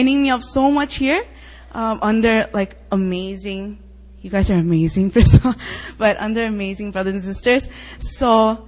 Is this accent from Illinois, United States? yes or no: yes; Chicago, Illinois, United States; moved away as an adult; also born or lived in Iowa; I'm from Chicago, but I go to the University of Iowa